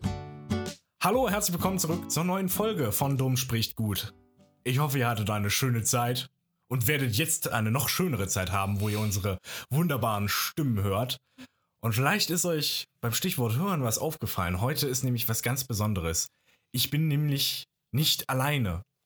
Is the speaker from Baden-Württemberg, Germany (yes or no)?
yes; Baden-Württemberg, Germany